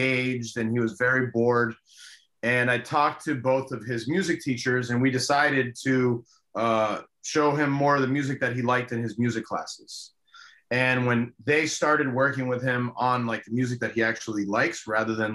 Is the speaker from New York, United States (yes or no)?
no; Miami, Florida, United States; first language Spanish; English is a second language; I was born and raised in Miami, obviously, but my first language was Spanish